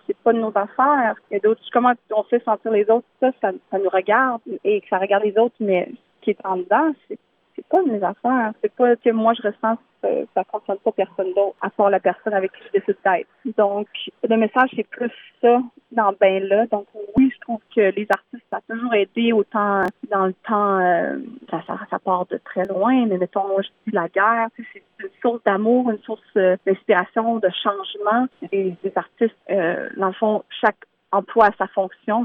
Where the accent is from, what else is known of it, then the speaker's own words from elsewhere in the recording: Thetford Mines, Quebec, Canada; j'ai été élevée euh, à Thetford Mines, donc euh, c'était très francophone.